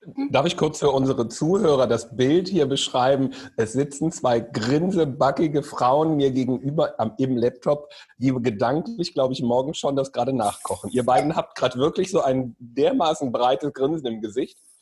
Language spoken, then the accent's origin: German; Solingen, North Rhine-Westphalia, Germany; Ich komme ja aus Solingen, aus dem Bergischen Land, da isst man Grünkohl